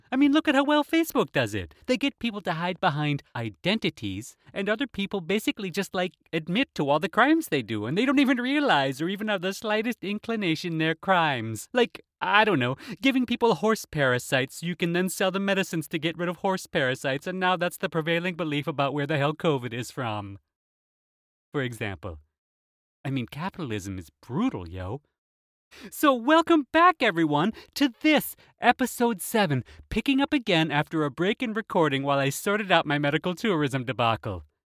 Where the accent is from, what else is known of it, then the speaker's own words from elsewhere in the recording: United States; As an American, I would say paprika